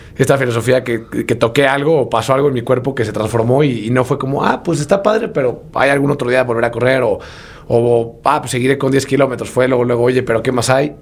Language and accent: Spanish; Puebla, Mexico; yo soy originario de Puebla